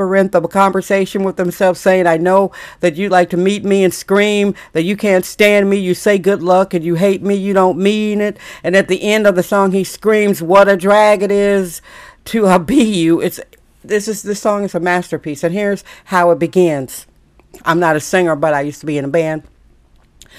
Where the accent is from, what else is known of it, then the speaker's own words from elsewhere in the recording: Milwaukee, Wisconsin, United States; moved away as an adult; now in San Francisco, United States; I came from Milwaukee, Wisconsin, and went to California, San Francisco to become an artist